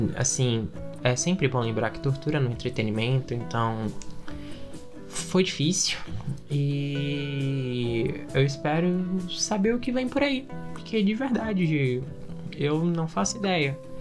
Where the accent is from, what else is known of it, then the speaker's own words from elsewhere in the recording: Brazil; A gente é brasileiro